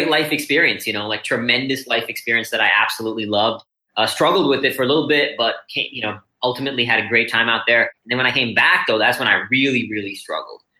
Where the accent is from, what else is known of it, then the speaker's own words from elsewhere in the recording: India; born there; also born or lived in Singapore / Austin, Texas; I was born here in India and moved to Singapore and then Austin, Texas when I was 13.